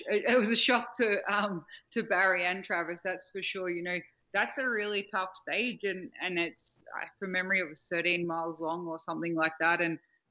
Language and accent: English; Australia; accent: Australian; My Australian accent and my tone is obviously different to other female voices you might hear.